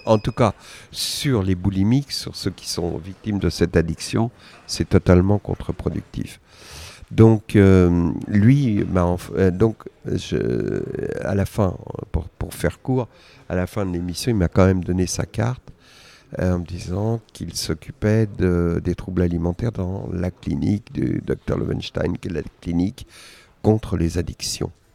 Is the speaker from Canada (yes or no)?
no; Argenteuil, Île-de-France, France; j'ai grandi à Argenteuil